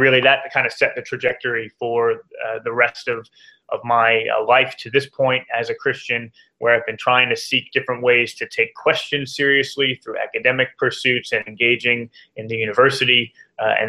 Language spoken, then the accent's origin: English; New Jersey, United States; moved away as an adult; also born or lived in Oxford, England; now in Atlanta, United States; I'm from New Jersey originally